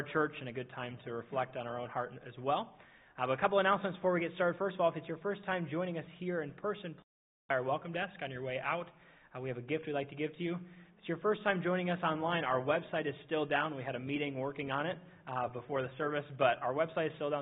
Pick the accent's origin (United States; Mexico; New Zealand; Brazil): United States; Minnesota; now in Indiana, United States; I'm from Minnesota